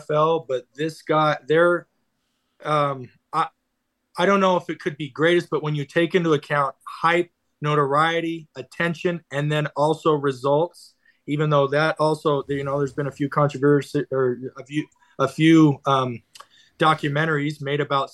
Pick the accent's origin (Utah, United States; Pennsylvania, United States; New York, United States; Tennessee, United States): Utah, United States; Logan; for little kids like me growing up in Logan